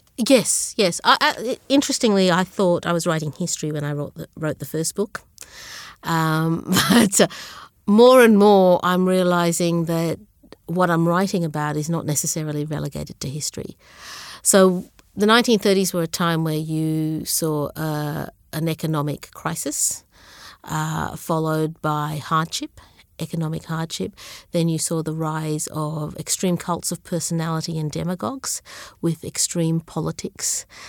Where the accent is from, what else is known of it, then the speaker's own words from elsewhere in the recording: Brisbane, Queensland, Australia; English is a second language; also born or lived in Sri Lanka / Zambia / Melbourne; I grew up in Brisbane